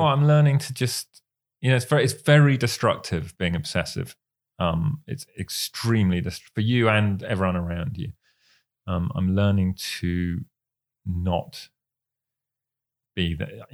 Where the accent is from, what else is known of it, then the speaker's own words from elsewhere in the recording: United Kingdom; we're British